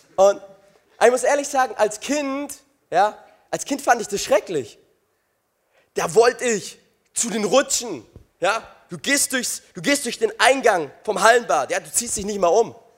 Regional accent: Crailsheim, Baden-Württemberg, Germany; Ich komme aus Kreilsheim.

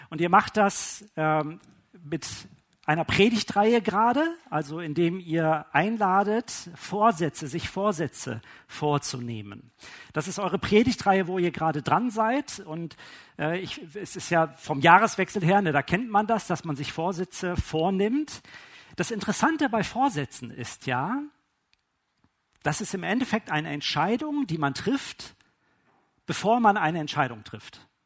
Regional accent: Witten, North Rhine-Westphalia, Germany; born there; Ne, ich äh, bin gebürtig aus Witten an der Ruhr. Ja, das ist im Ruhrgebiet äh, und da ist von die Sprache ist das anders.

